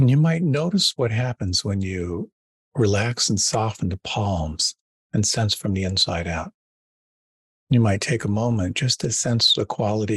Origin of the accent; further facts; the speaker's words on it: Pennsylvania, United States; moved away; also born or lived in Western Massachusetts; I was raised a Quaker in Pennsylvania